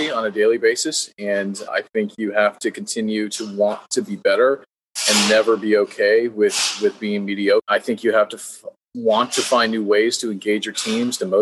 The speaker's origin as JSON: {"language": "English", "town": "San Jose", "region": "California", "country": "United States", "tie": "born or raised there", "said": "I'm from San Jose, California, Silicon Valley"}